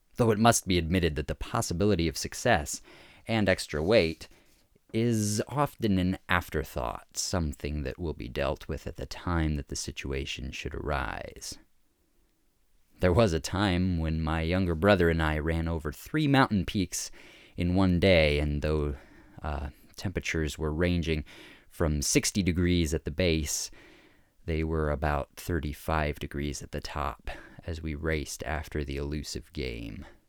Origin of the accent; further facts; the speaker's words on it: Fairbanks, Alaska, United States; I grew up in Fairbanks, Alaska